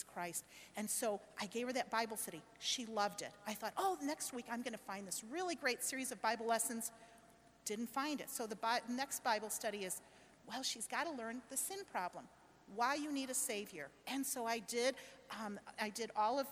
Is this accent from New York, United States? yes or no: no; Chicago, Illinois, United States; My husband and I, Steve, we're from Chicago